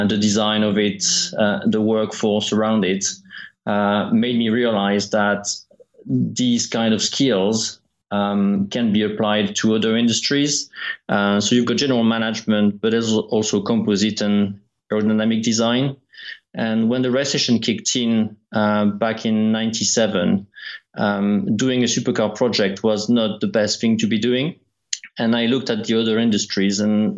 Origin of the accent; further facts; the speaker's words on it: France; moved away; also born or lived in Isle of Wight / Kent; being French, I worked for the Prost team